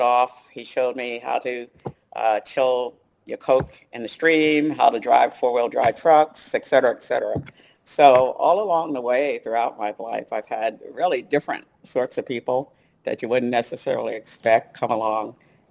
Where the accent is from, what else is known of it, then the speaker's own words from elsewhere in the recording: New York City, New York, United States; moved away as an adult; also born or lived in Ithaca, New York; now in Phoenix, United States; Brooklyn girl. I was born in Canarsie in Brooklyn, so Brooklynites know where that is. But so I grew up in New York City